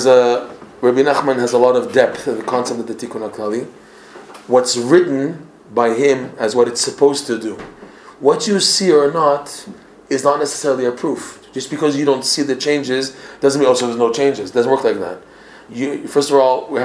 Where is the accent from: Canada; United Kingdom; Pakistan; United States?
Canada; Toronto, Ontario; moved away; I'm from Toronto originally